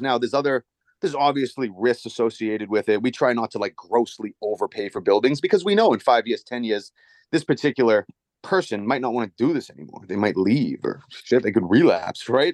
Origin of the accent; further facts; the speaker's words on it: Dracut, Massachusetts, United States; I grew up in Drake at Mass, right in the lower line. So that Merrimack Valley